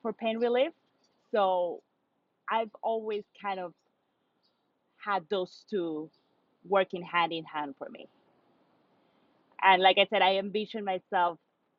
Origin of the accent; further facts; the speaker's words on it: Lima, Peru; moved away as an adult; also born or lived in Brooklyn, New York; now in New York City, United States; born and raised in Peru